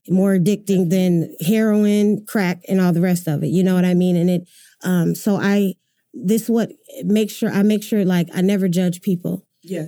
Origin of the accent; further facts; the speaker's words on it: Grand Rapids, Michigan, United States; moved away as an adult; now in Oklahoma City, United States; I'm from Grand Rapids, Michigan, Michigan, originally.